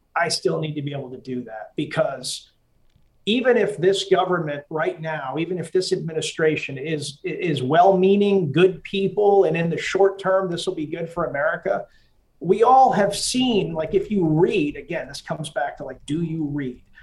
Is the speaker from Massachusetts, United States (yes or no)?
yes; Massachusetts, United States; I grew up in Massachusetts